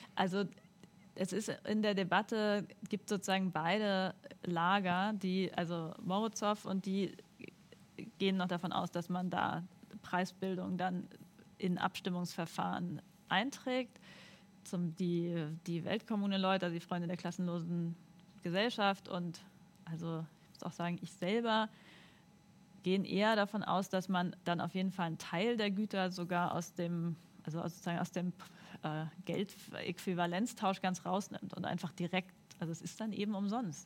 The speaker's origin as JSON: {"language": "German", "region": "Northern Germany", "country": "Germany", "said": "also ich bin Norddeutsche"}